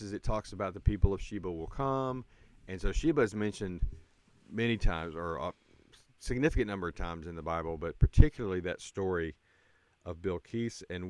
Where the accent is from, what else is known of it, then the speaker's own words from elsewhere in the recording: United States; also born or lived in Yemen; as an American